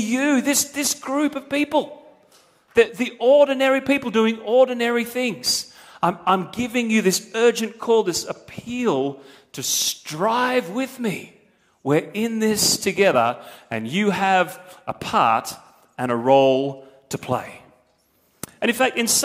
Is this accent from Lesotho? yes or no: no; Australia; I am as an Australian